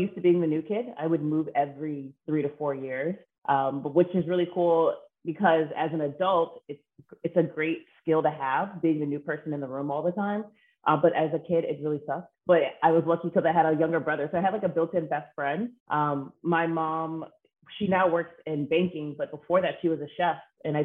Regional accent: Ohio, United States; born there; also born or lived in Athens, Greece; I was born in Ohio, so a lot of my family's from Cincinnati. We then moved to Athens, Greece, which is like an amazing experience.

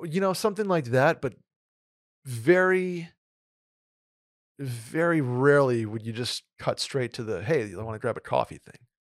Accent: New York, United States; also born or lived in Saratoga; now in Texas, United States; growing up in New York

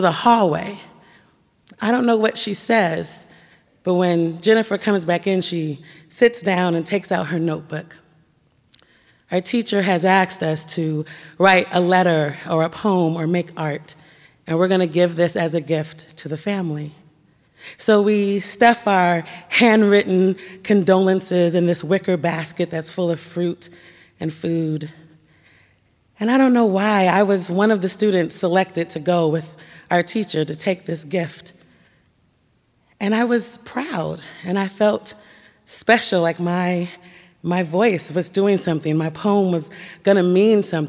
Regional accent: Portland, Oregon, United States; My house, my school, my church were all nestled and nurtured in the Black community of Northeast Portland

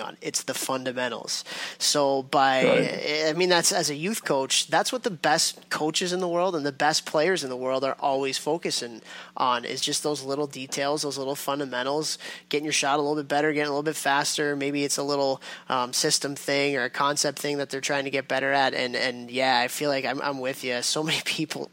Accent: Chicago, Illinois, United States; moved away; I grew up in Chicago. I don't live in Chicago right now

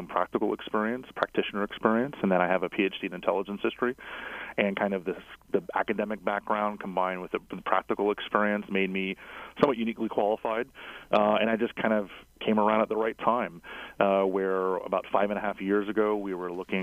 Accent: South Florida, United States; now in Washington, DC, United States; I'm from South Florida originally

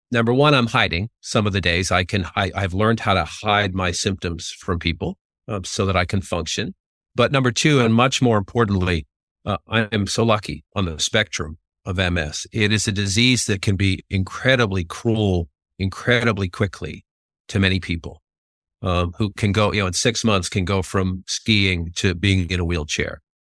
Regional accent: Boston, Massachusetts, United States; growing up in Dorchester, Massachusetts

